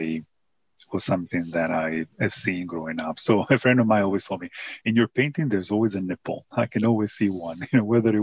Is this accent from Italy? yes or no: yes; Italy; moved away; growing up in Italy